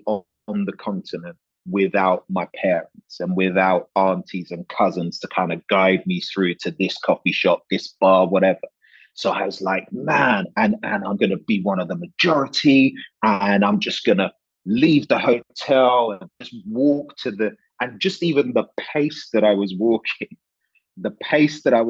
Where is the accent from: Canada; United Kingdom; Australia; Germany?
United Kingdom; London; accent: drama school affected, university affected, Fulham affected, Hammersmith affected; I was born here, which is the UK, in Hammersmith Hospital, Fulham boy